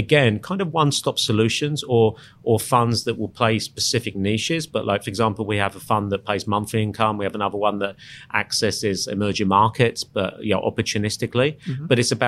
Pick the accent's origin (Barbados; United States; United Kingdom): United Kingdom; England; moved away as an adult; now in Sydney, Australia; I'm English.